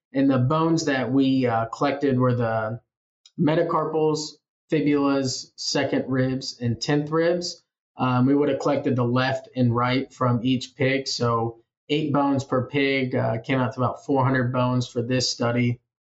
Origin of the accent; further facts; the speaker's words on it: Iowa Falls, Iowa, United States; moved away as an adult; also born or lived in Manhattan, Kansas; now in Kansas, United States; I'm originally from Iowa Falls, Iowa